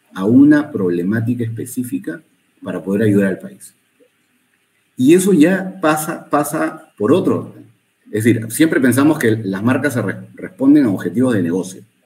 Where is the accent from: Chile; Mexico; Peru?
Peru; no es un país grande, somos un país chico